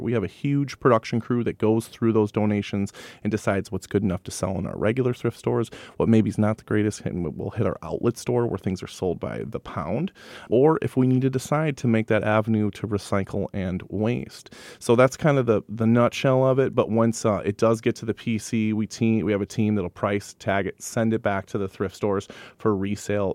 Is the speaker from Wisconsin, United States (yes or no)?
yes; Madison, Wisconsin, United States; also born or lived in Sun Prairie, Wisconsin; I am born and raised in Madison, Wisconsin